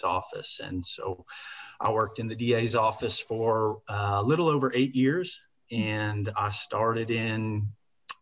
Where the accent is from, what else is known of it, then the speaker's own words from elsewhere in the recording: Mustang, Oklahoma, United States; also born or lived in Indiana / Chicago suburbs, Illinois; now in Norman, United States; we moved out here to Oklahoma, Mustang, Oklahoma, where I grew up, went through school in the Mustang school system, graduated from Mustang High